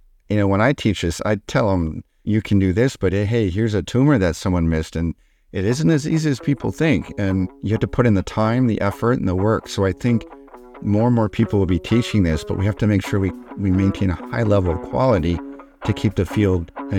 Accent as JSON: {"language": "English", "town": "Detroit", "region": "Michigan", "country": "United States", "tie": "born there", "said": "Yeah, so I was born in Detroit, Michigan"}